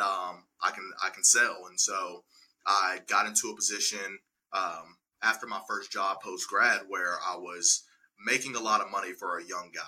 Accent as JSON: {"language": "English", "town": "Birmingham", "region": "Alabama", "country": "United States", "tie": "born or raised there", "moved": "as an adult", "lives_now": "Nashville, United States", "said": "born and raised in Birmingham, Alabama"}